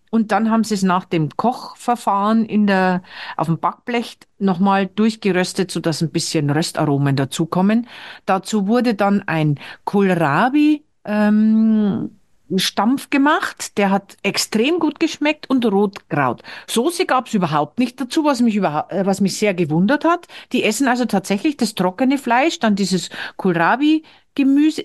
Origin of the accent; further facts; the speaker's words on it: Bavaria, Germany; moved away as an adult; now in Norway; ich komme ja aus Bayern.